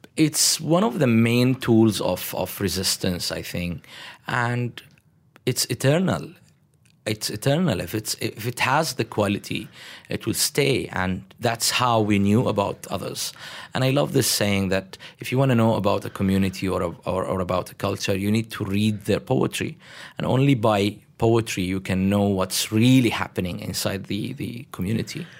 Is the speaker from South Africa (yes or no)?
no; Damascus, Damascus Governorate, Syria; moved away as an adult; now in Malaysia; I'm from Damascus and I live in Damascus